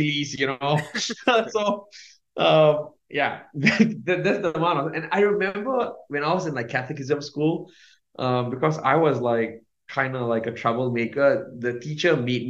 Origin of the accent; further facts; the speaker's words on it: Singapore; So I was raised in born and raised in Singapore.